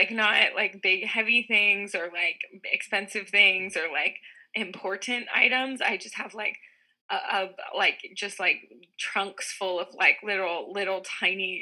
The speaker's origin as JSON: {"language": "English", "town": "Houston", "region": "Texas", "country": "United States", "moved": "as an adult", "lives_now": "New York City, United States", "said": "I'm originally from Texas, Houston, Texas."}